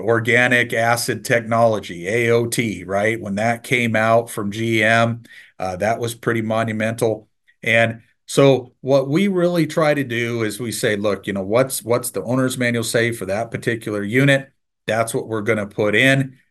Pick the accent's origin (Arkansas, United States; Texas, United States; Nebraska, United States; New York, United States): Nebraska, United States; I'm from Nebraska, so I'm a diehard Husker fan